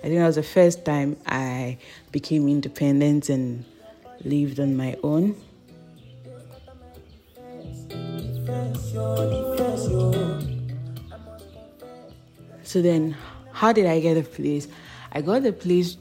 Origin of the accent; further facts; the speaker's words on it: Ghana; as a Ghanaian girl